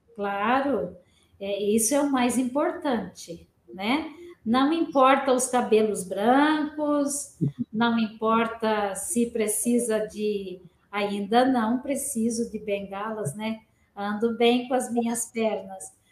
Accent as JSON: {"language": "Portuguese", "town": "Pindamonhangaba", "region": "São Paulo", "country": "Brazil", "tie": "born or raised there", "moved": "as an adult", "lives_now": "Curitiba, Brazil", "said": "eu nasci em Pindamonhangaba"}